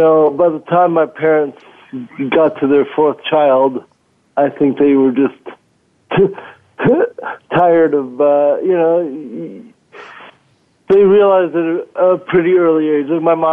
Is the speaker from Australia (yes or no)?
no; Cameroon; born there; moved away; also born or lived in Minnesota; I was born in Cameroon, West Africa. My dad was a professor teaching English over there, and I happened along somewhere in there. And then from there, we moved to Minnesota